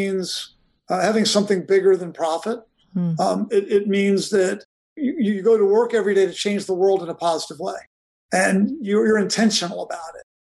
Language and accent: English; Virginia, United States; I grew up in Virginia.